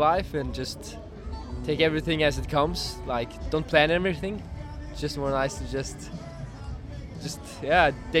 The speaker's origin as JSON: {"language": "English", "country": "Norway", "said": "I'm from Norway, a small town on the west coast. Actually, I'm just traveling around the world, and at the moment I'm in Australia"}